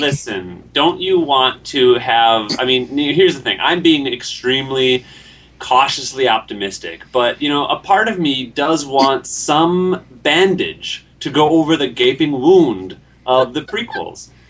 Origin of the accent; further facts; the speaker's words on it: Lake Mills, Wisconsin, United States; I want Labarca ah. Burton to go to my school in Lake Mills, Wisconsin